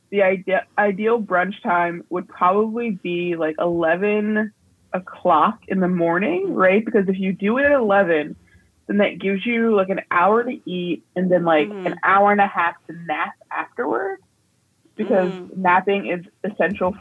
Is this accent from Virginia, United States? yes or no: yes; Alexandria, Virginia, United States; I was raised in Alexandria, Virginia, which is, like, right outside of D.C.